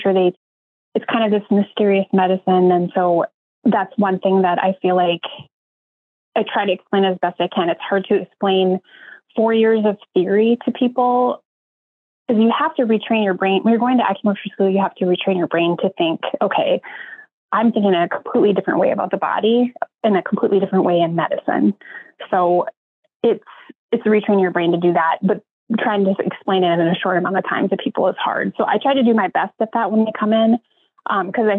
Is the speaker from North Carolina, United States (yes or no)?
no; North Dakota, United States; moved away as an adult; also born or lived in Oregon; now in Columbus, United States; I'm originally from North Dakota